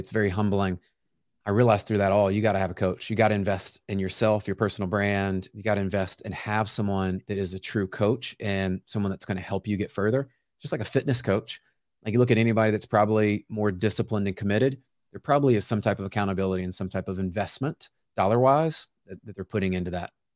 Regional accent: Memphis, Tennessee, United States; now in Franklin, United States; I grew up in Memphis, Tennessee

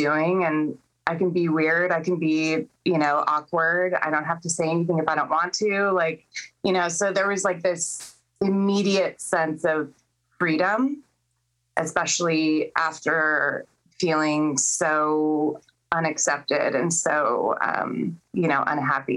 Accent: Chula Vista, California, United States; downtown San Diego, and which is where I'm from Chula Vista

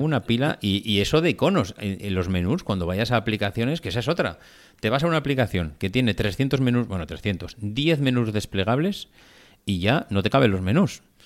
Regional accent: Logroño, La Rioja, Spain; que somos de Logroño, de la Laurel

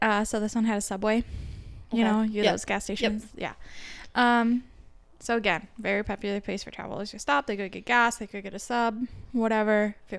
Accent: Minnesota, United States; because we're from Minnesota

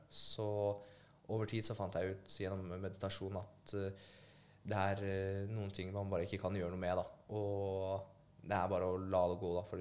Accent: Poland; jeg blir jo uansett stemplet fint uh, eh, som polakk, da.

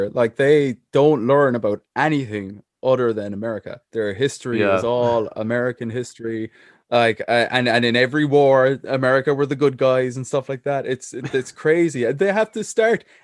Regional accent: Ireland; I was sitting in Cork.

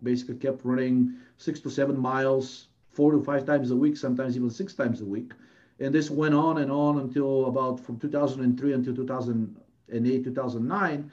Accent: Bulgaria; moved away as an adult; now in United States; I'm originally from Bulgaria

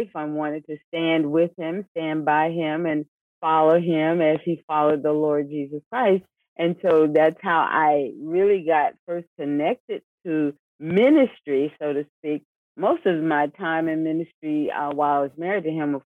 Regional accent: Miami, Florida, United States; I was born right here in Miami, Florida. Both Isaiah and I. So the community that we're in with the church, we know the community very well. We grew up in this community.

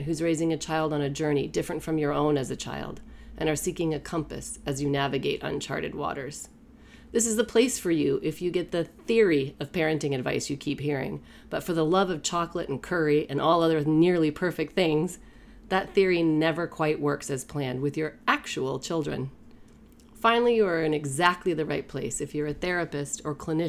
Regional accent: Maine, United States; moved away; Born and raised in Mainer. Us Mainers have a tight bond. I haven't lived there in many years

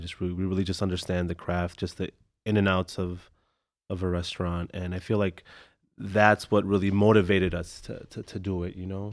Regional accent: Chicago, Illinois, United States; I grew up in McKinley Park

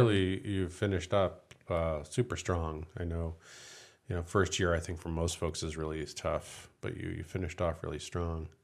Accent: East Coast, United States; moved away; having been born and raised on the East Coast

